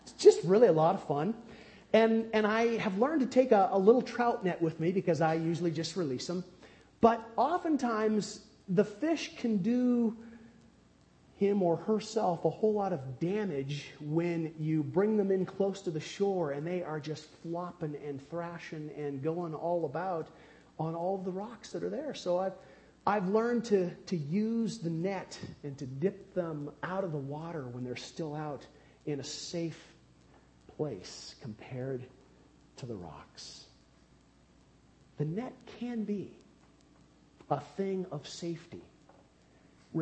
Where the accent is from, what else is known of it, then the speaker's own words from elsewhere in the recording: United States; growing up near the Bonneville Dam on the Columbia River